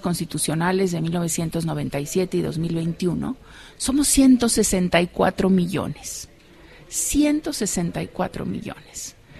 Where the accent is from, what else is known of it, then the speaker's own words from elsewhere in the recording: Mexico; qué somos los mexicanos